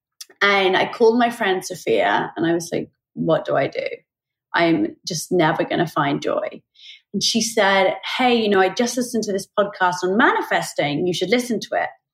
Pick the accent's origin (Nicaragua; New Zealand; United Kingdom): United Kingdom; Oxford, South East England; I grew up in Oxford in the UK